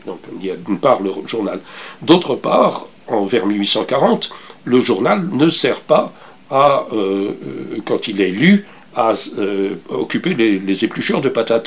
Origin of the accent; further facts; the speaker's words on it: Belgium; moved away as an adult; now in Canada; j'ai quitté la Belgique un peu comme enfin, je, l'ai quitté sans vouloir me retourner en arrière. Euh, je n'attendais rien. Je suis arrivé. Euh, je suis arrivé au Canada